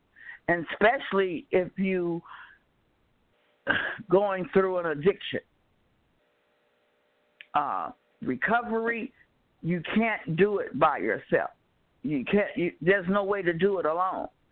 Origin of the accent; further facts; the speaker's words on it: Chicago, Illinois, United States; moved away as an adult; now in California, United States; I was born and raised in Chicago. I just left Chicago 4 years ago